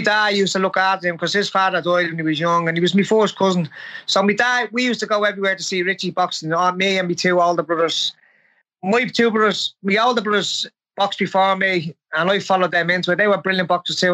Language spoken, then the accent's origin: English; Dublin, Leinster, Ireland; born and bred in Drimna